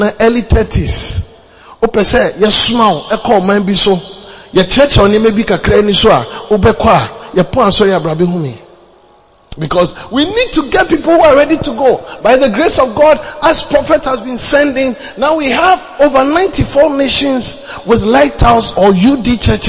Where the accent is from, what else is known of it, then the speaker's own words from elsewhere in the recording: Ghana; moved away as an adult; also born or lived in Uganda; I am from Ghana.